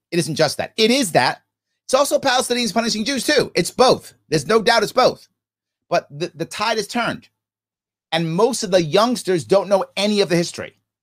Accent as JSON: {"language": "English", "country": "United States", "said": "I'm in America. I'm American"}